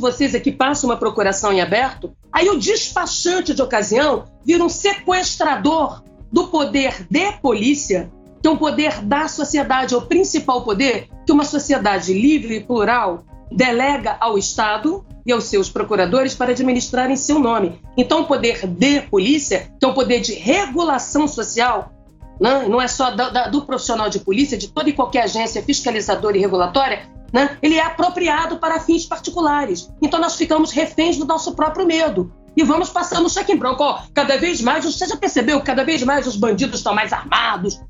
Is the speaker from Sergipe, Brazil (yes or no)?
no; Rio de Janeiro, Brazil; eu venho, venho do Rio de Janeiro, é o Salgueiro